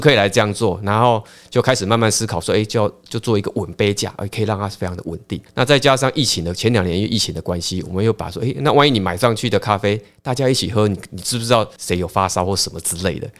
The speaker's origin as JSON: {"language": "Chinese", "town": "Pingtung", "region": "Pingtung County", "country": "Taiwan", "tie": "born or raised there", "also_born_or_lived": "Taoyuan / Taipei", "moved": "yes", "lives_now": "Pingtung, Taiwan", "said": "屏东主要是我，呃，的故乡啦，吼。那过去我是都在北部，桃园、台北这样子，嗯。那也是两年前才回到我的故乡屏东"}